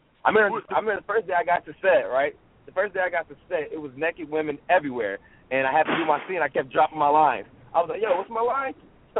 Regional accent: Los Angeles, California, United States; I'm from L.A. I'm an L.A. native. I'm from California

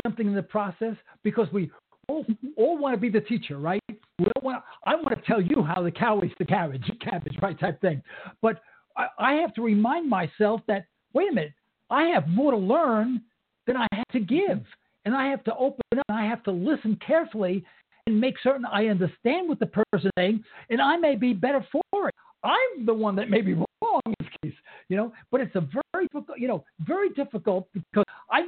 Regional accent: New York, United States; I'm Italian from New York, East Harlem. I grew up back in the 50s

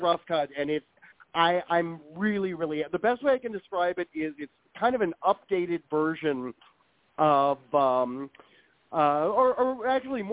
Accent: Ohio, United States; I shoot all of my movies in Ohio. It's just that's my hometown.

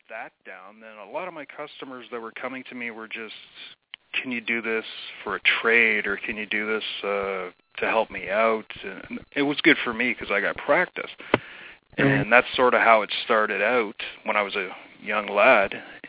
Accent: Shelburne, Ontario, Canada; Yeah, well, where I grew up, it was like a small farming community

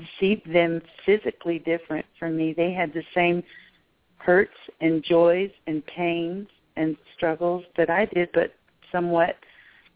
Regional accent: Memphis, Tennessee, United States; moved away; until I had moved away from Memphis and lived in another country

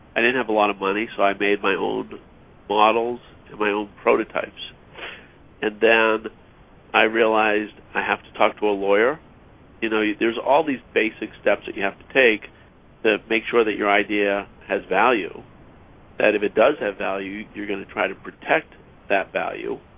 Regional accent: Augusta, Maine, United States; moved away as an adult; also born or lived in Philadelphia / Seattle; now in Los Angeles, United States; I grew up in Maine, so not a, even though I live in Los Angeles now, I'm not from a, a big city. I'm actually from Augusta, Maine

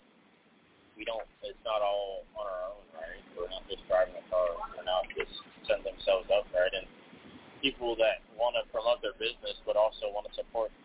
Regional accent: Washington, District of Columbia, United States; also born or lived in Atlanta, Georgia; raised in D.C.

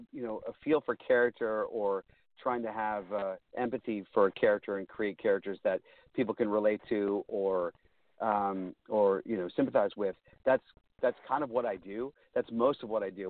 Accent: Pittsburgh, Pennsylvania, United States; growing up in Pittsburgh, I was raised Catholic

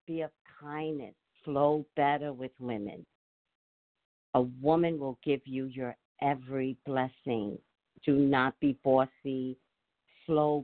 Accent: New York, United States; I'm from New York

